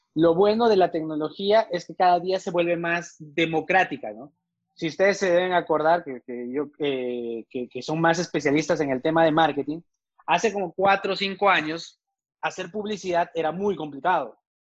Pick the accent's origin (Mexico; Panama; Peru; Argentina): Peru; moved away as an adult; now in Medellín, Colombia; soy peruano